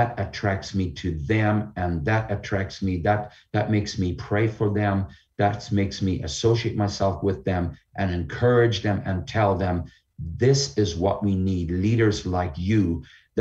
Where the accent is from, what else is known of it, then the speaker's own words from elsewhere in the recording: Canada; our Canadian Charter of Rights and Freedoms